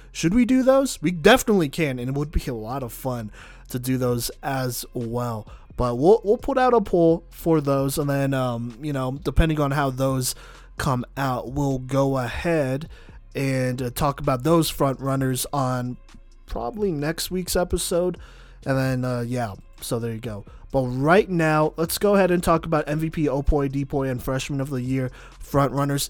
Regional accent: Texas, United States; being from Texas

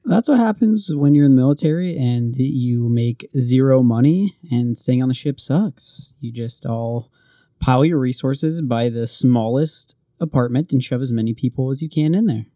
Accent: Oregon, United States; moved away as an adult; I was from Oregon

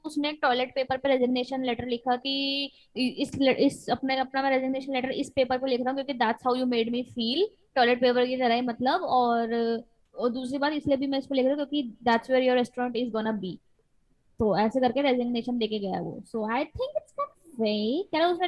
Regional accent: India; हम लोग वैसे भी हिंदुस्तान में पले बड़े

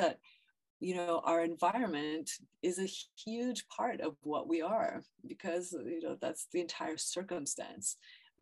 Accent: Ottawa, Ontario, Canada; also born or lived in Brazil / Morocco; now in New York, United States; I was born in Ottawa. My family's in Ottawa, Canada

